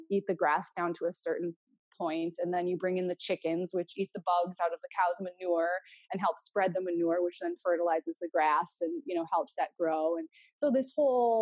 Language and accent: English; North Dakota, United States; we grew up in North Dakota, which for us was a very like outdoor lifestyle kind of experience